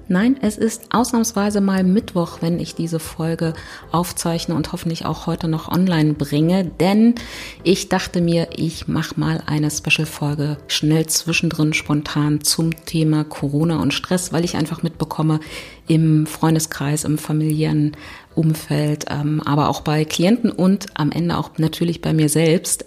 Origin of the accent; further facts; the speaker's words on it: Berlin, Germany; ich komme aus Berlin